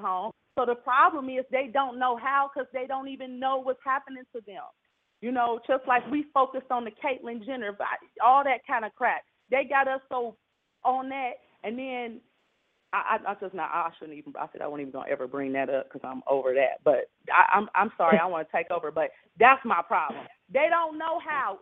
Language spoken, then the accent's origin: English; Cincinnati, Ohio, United States; born or raised there